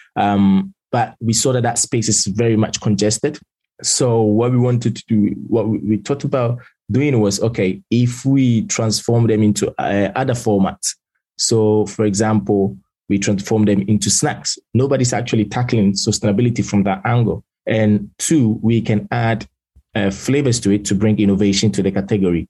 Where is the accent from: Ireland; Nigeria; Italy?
Italy; moved away as an adult; now in London, United Kingdom; born and raised in Italy. I spent basically majority of my lifetime over there till I was 18